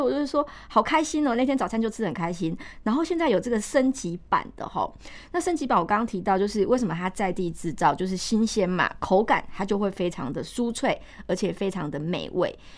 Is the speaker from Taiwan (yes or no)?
yes; Taiwan; 我们台湾人